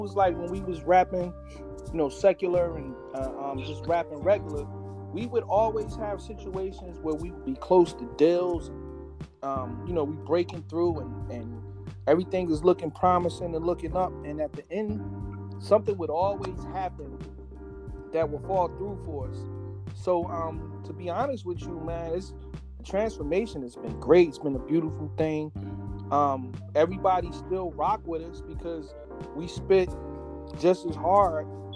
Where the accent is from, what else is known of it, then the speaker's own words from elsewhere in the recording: Newark, New Jersey, United States; We represent Jersey. We came together in Newark, New Jersey. That's our origin